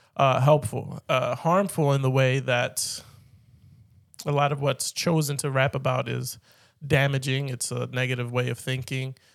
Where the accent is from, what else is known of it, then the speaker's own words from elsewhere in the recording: Philadelphia, Pennsylvania, United States; I've been born and raised in Philly